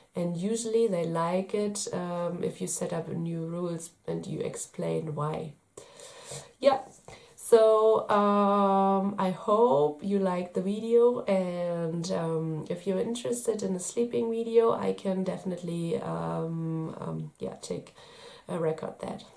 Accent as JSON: {"language": "English", "country": "Germany", "said": "I'm from Germany."}